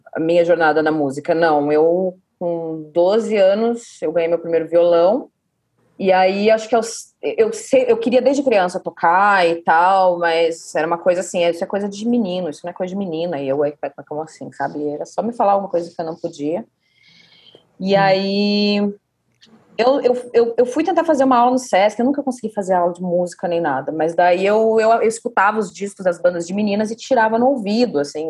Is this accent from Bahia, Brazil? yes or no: no; Curitiba, Paraná, Brazil; a gente é de Curitiba